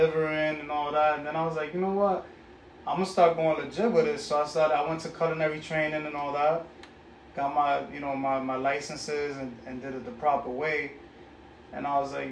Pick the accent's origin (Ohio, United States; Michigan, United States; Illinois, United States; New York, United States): New York, United States; New York City; also born or lived in Bronx; I was raised in Corona, Queens.